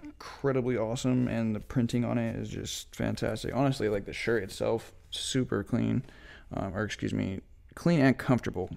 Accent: Spokane, Washington, United States; also born or lived in Moscow, Idaho / Lewiston / Pullman / Medical Lake; eventually we ended up in Spokane around, like, the second and third grade

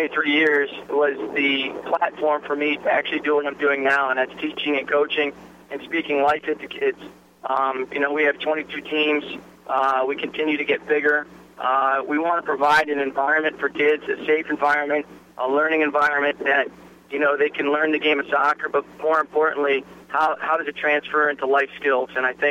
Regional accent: New Jersey, United States; I grew up Presbyterian in New Jersey

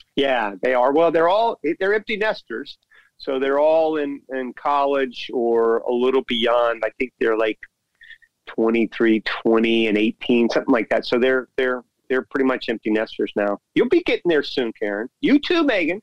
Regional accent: Orlando, Florida, United States; Orlando, my hometown

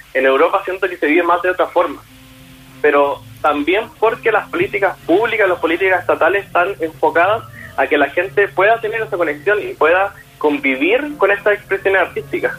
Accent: Chile; como cantantes chilenos

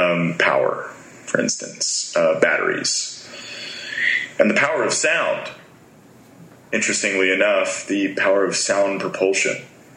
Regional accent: New Jersey, United States; I grew up in South New Jersey. So I have a very neutral accent now from singing mostly and traveling the world, that I don't really talk like I'm from Philadelphia.

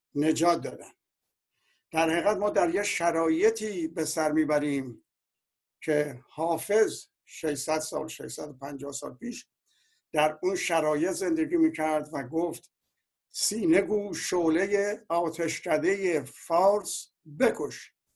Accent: Iran; به عنوان یک ایرانی

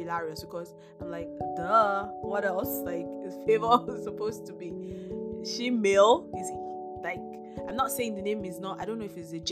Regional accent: Nigeria; We're both Nigerian podcasters

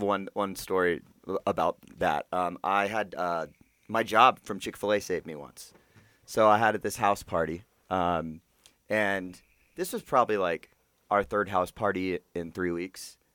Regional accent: Georgia, United States; I was from Georgia

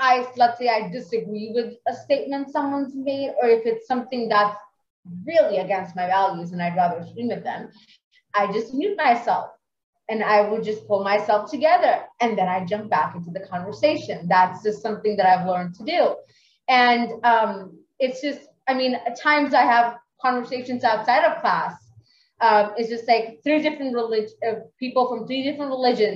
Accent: Pakistan; I'm a religious person for sure, and I'm from Pakistan

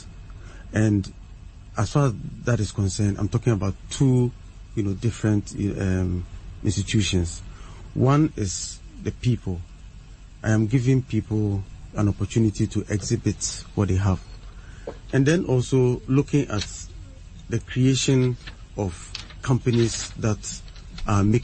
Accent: Suhum, Eastern Region, Ghana; I actually, you know, started school in Suhum, in the Eastern region. That's where I started from class one

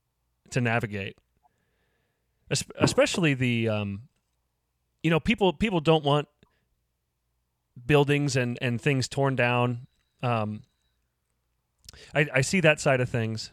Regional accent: Lincoln, Nebraska, United States; I grew up here in Lincoln

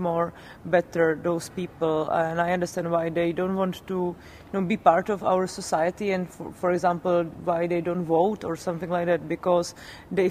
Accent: Czechia; one of the two leftist webs in our country

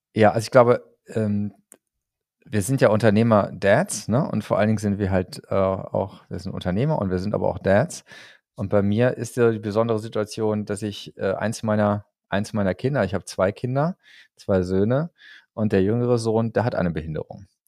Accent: Lemgo, North Rhine-Westphalia, Germany; moved away; Lemgo, ne, da komme ich sozusagen gebürtig her. Also ähm, da gibt's, da habe ich zumindest meine, meine Schulzeit verbracht.

